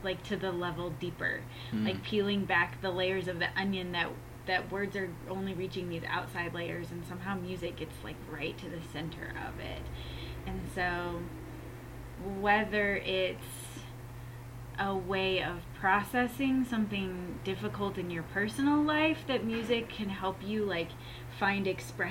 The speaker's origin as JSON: {"language": "English", "town": "Concordia", "region": "Kansas", "country": "United States", "tie": "born or raised there", "said": "I grew up in Concordia, Kansas"}